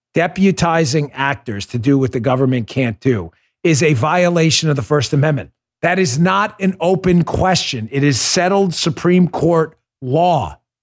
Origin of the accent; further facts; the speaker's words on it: New York, United States; I grew up in New York